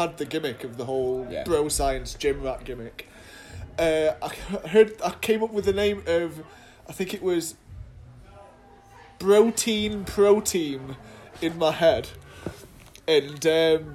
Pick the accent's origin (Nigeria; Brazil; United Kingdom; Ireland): United Kingdom; Doncaster, Yorkshire and the Humber; also born or lived in Loughborough; I first started out at a place in Doncaster, my hometown